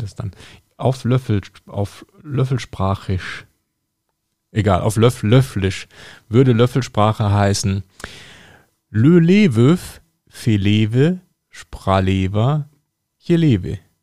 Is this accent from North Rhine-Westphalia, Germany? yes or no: yes; North Rhine-Westphalia, Germany; da wo ich aufgewachsen bin, am, am, Niederrhein